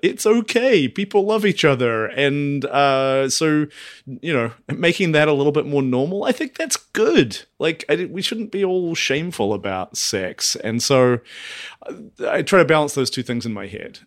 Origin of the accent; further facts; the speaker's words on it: Dunedin, Otago, New Zealand; moved away; my hometown of Dunedin